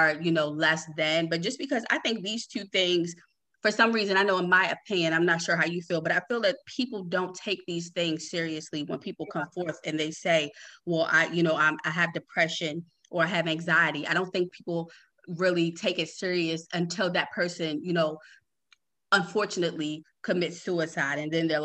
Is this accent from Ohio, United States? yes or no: no; Baltimore, Maryland, United States; I'm from Baltimore too